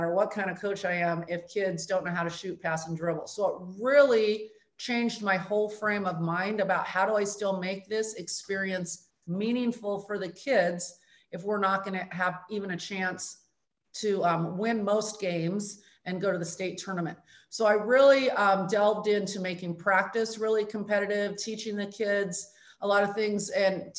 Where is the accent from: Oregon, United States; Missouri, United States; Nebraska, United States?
Oregon, United States; Corvallis; I grew up in Corvallis, Oregon